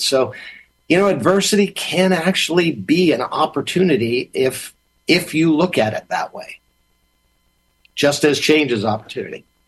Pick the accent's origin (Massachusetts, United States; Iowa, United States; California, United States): Massachusetts, United States; when I was growing up in Massachusetts.